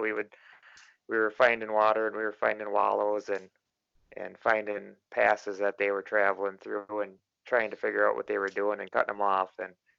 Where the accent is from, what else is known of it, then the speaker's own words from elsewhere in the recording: West Central Wisconsin, United States; I'm from West Central Wisconsin, and I'm going on 40 years old